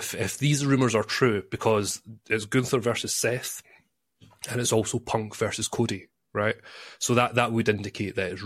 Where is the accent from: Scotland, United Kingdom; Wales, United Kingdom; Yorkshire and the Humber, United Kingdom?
Scotland, United Kingdom; I'm Scottish